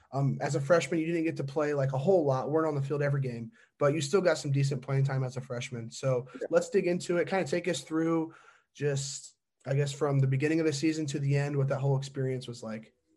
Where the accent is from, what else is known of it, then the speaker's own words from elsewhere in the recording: LaGrange County, Indiana, United States; I'm from Lagrange County